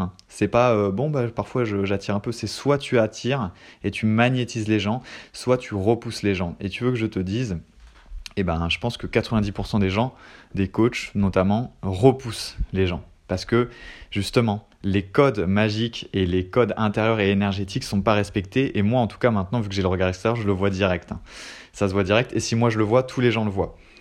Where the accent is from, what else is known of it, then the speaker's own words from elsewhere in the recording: France; je suis français